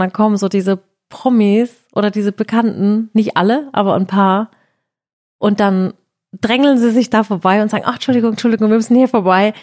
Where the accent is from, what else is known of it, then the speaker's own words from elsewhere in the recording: Heidelberg, Baden-Württemberg, Germany; bei uns in Heidelberg